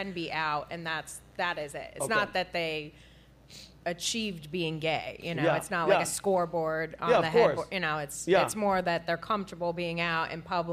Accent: New York, United States; Growing up in New York

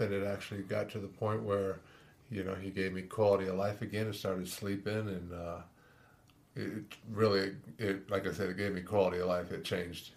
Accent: Woodland Park, Colorado, United States; also born or lived in Four Corners area, Colorado / Canon City, Colorado; I grew up pretty much in Woodland Park

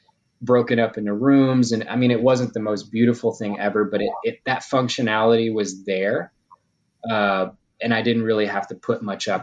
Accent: Louisiana, United States; it is my hometown, so I had some connections from high school

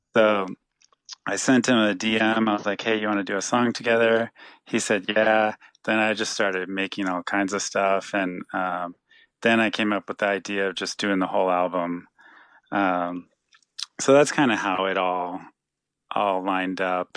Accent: San Jose, California, United States; we're both from San Jose

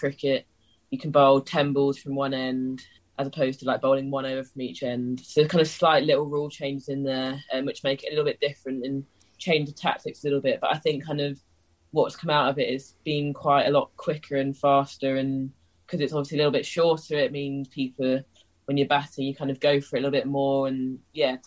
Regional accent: London, United Kingdom; I'm from London, and my home club is Middlesex

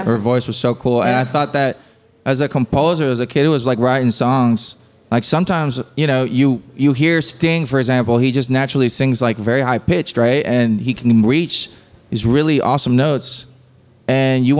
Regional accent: Puerto Rico; we grew up listening to reggaeton in Puerto Rico

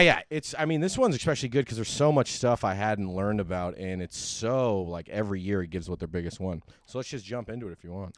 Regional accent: California, United States; I'm from California

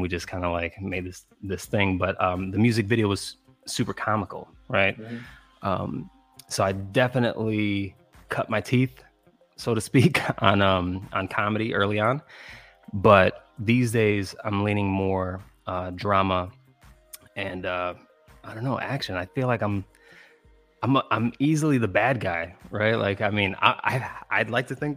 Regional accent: Chicago, Illinois, United States; I'm from Chicago

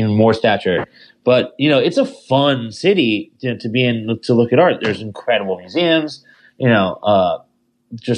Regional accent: Bethesda, Maryland, United States; Bethesda, Maryland, my hometown

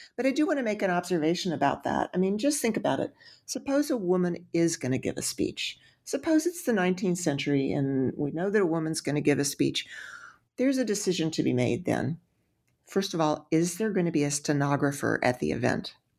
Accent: Texas, United States; I'm from Texas

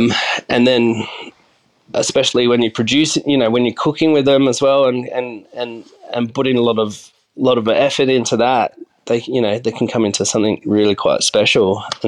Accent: Adelaide, South Australia, Australia; also born or lived in Yongala; So I grew up around Adelaide. I was born in a tiny country town called Yongala, which is out near Peterborough, near the new Tesla battery now, I suppose, near Jamestown.

